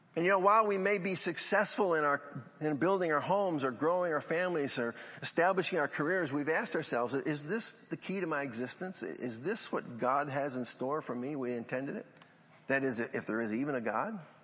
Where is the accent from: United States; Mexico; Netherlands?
United States; Central New York; growing up in Central New York